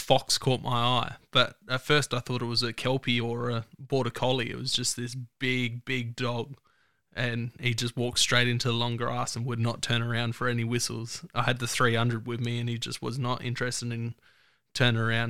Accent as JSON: {"language": "English", "town": "Mount Torrens", "region": "South Australia", "country": "Australia", "tie": "born or raised there", "said": "I grew up in Mount Torrens, so nice, nice and close."}